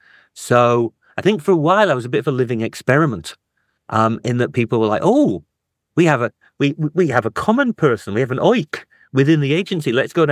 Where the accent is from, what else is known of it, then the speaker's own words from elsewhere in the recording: North East England, United Kingdom; also born or lived in Germany / Africa; So I was born in Germany. We moved down to Africa when I was a kid. And then I was in the northeast of England.